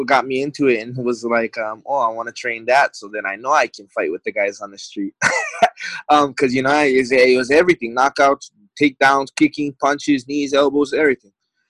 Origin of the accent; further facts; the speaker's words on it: Hawaii, United States; now in Arizona, United States; I had like bounced around a little bit when I came from Hawaii to AZ.